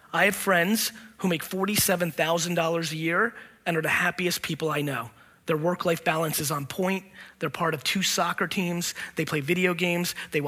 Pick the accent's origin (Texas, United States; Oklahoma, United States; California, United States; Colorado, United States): California, United States; And I know tons of people who I grew up with in the Silicon Valley boom who have hundreds of millions of dollars in their bank account